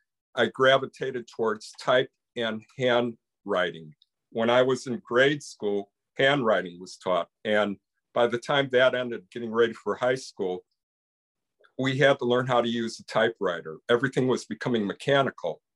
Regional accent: Chicago, Illinois, United States; I grew up in the Chicago area

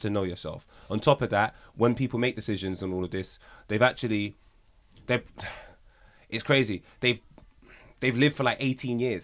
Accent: Jamaica; I can only speak for as a Jamaican

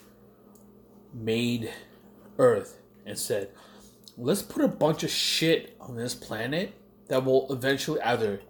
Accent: New York City, New York, United States; also born or lived in Queens, New York / Brooklyn, New York; when I moved here to Brooklyn from Queens, there was a lot of Koreans and Irish folk around me

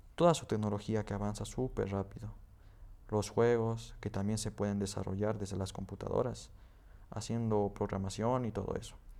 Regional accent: Potosí, Bolivia; also born or lived in Betanzos; nací en Potosí. Toda mi familia vive en un pueblo que se llama Betanzos

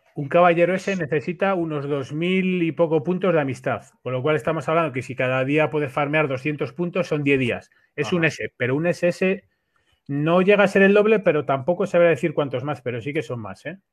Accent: Spain; somos todos de España

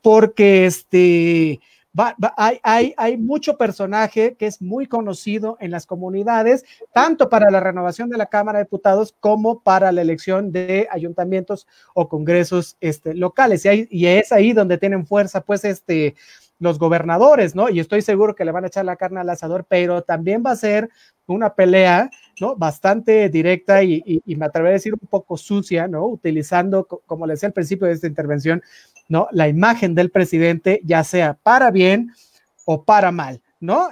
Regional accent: Mexico; nosotros como mexicanos

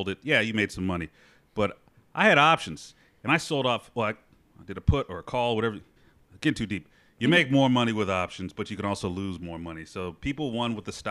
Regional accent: Memphis, Tennessee, United States; I grew up in Memphis, Tennessee

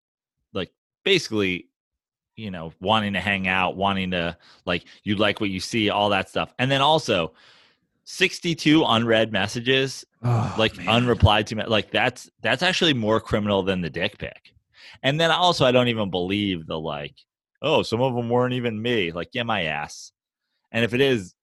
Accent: New York, United States; now in Los Angeles, United States; as a New Yorker

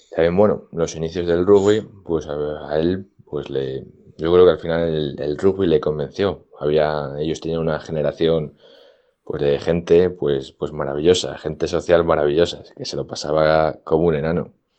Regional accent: Valladolid, Castile and León, Spain; also born or lived in Medina de Rioseco / Madrid; nos trasladamos la familia entera desde Río Seco a Valladolid a vivir y empezamos aquí en un nuevo colegio

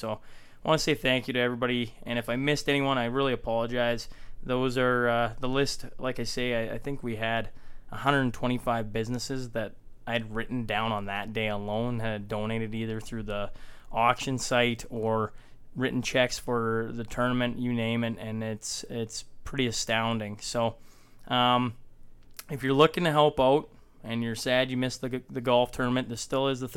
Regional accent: Hillmond, Saskatchewan, Canada; Growing up in Hillmond

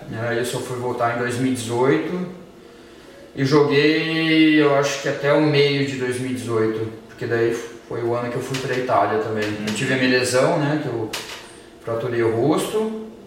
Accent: São Carlos, São Paulo, Brazil; moved away as an adult; now in Germany; sou de São Carlos, atualmente estou morando na Alemanha

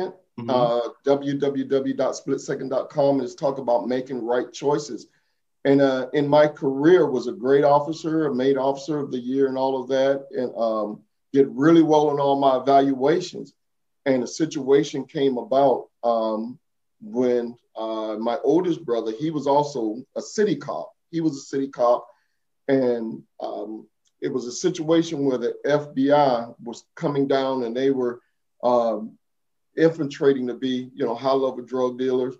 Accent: Savannah, Georgia, United States; Growing up in Savannah, Georgia

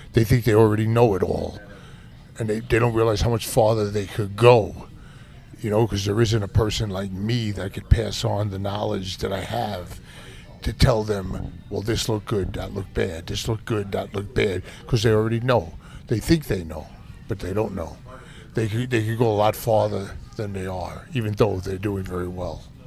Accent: New York City, New York, United States; I grew up in Brooklyn

